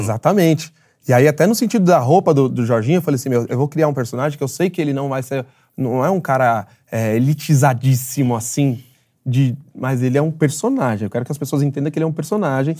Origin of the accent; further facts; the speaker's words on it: São Paulo, Brazil; sou de Jabaquara de Vizejadema